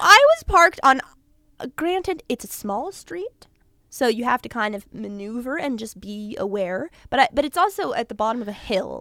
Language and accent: English; Los Angeles, California, United States; I'm from, like, out near Calabasas, like Woodland Hills, West Hills